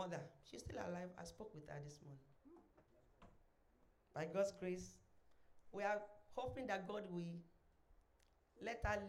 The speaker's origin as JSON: {"language": "English", "town": "Ilesha", "region": "Osun", "country": "Nigeria", "tie": "born or raised there", "said": "I was born in Ilesha, Osun State"}